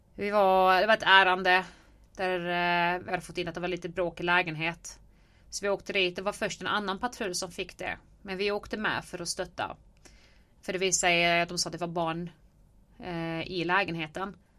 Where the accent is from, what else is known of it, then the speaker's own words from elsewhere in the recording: Helsingborg, Skåne, Sweden; jag är uppväxt i Helsingborg på Söder